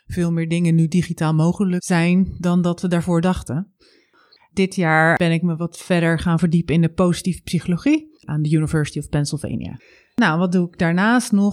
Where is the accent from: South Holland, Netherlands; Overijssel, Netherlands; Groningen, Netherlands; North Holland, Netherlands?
South Holland, Netherlands; Zwijndrecht; moved away as an adult; also born or lived in Vlaardingen / Utrecht / Zeist / Delft; now in Delfgauw, Netherlands; geboren in Vlaardingen, opgegroeid in Zwijnrecht